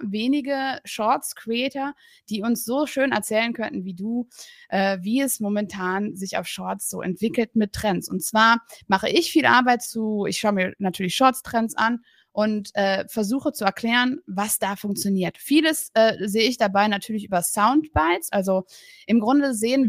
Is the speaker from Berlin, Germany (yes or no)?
yes; Berlin, Germany; ich komme auch aus Berlin